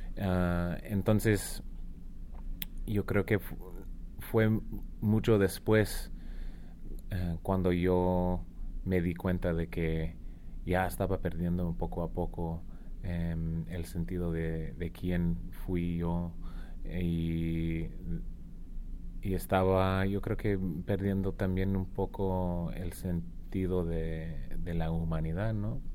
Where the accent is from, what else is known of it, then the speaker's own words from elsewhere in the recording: Arizona, United States; now in Tucson, United States; yo soy de Arizona. Vivo ahora en Tucson, pero yo crecí en un pueblo que está más como en el centro del estado